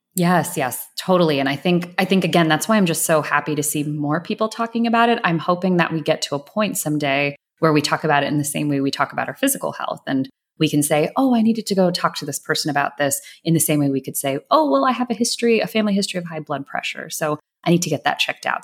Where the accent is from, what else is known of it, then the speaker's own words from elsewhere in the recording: Atlanta, Georgia, United States; I grew up in a suburb right outside of Atlanta.